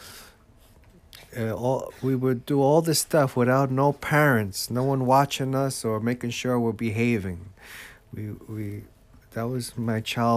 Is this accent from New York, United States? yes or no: no; Jersey City, New Jersey, United States; now in Egg Harbor Township, United States; I grew up in Jersey City, New Jersey.